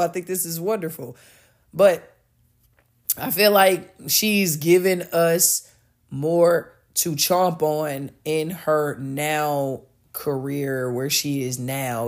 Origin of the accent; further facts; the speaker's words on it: United States; speaking as an American